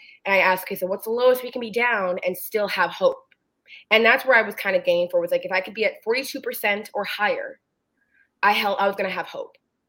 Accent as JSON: {"language": "English", "town": "Renton", "region": "Washington", "country": "United States", "tie": "born or raised there", "said": "I was born and raised in Renton, and I've been around Renton politics my entire life."}